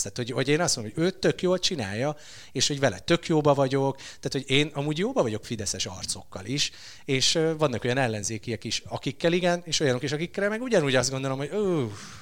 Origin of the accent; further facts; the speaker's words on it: Hungary; én vidékről jövök.